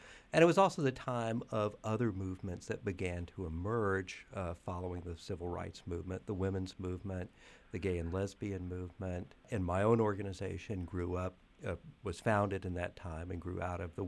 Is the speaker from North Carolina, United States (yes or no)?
yes; North Carolina, United States; I grew up in the South in North Carolina